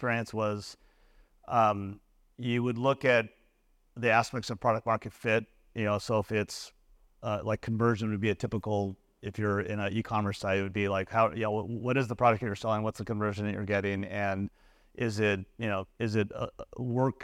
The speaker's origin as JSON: {"language": "English", "country": "United States", "also_born_or_lived": "Tokyo, Japan / Beijing, China", "said": "the American who's, you know, the lifeline to the U.S."}